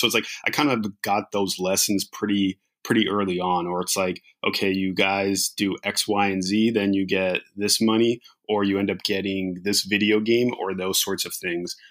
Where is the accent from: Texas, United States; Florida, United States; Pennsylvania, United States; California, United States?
California, United States; Riverside; now in Los Angeles, United States; I grew up in Riverside, California